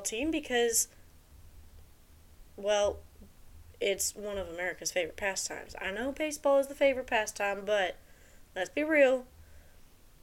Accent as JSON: {"language": "English", "region": "the South", "country": "United States", "accent": "southern", "said": "my southern accent"}